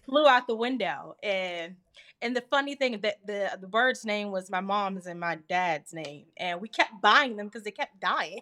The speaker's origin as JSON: {"language": "English", "town": "Washington", "region": "District of Columbia", "country": "United States", "said": "I'm from Washington, D C"}